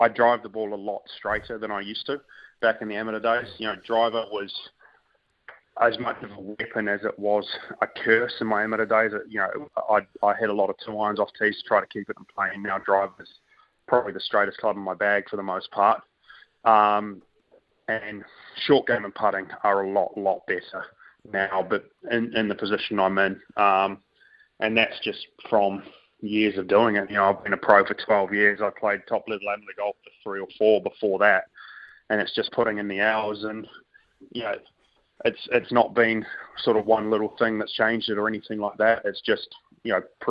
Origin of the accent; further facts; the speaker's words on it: New Zealand; growing up in New Zealand and playing a bunch of golf in Australia early on